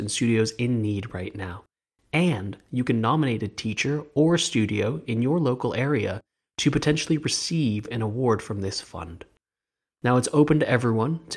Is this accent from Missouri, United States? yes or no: no; Los Angeles, California, United States; also born or lived in Wellington, New Zealand; now in London, United Kingdom; Even though I grew up in Los Angeles, I was raised in a Kiwi household